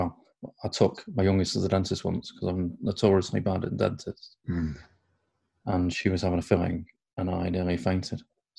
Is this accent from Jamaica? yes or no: no; Crewe, North West England, United Kingdom; moved away as an adult; also born or lived in Plymouth; In Crewe, where I grew up, they were known as smacks.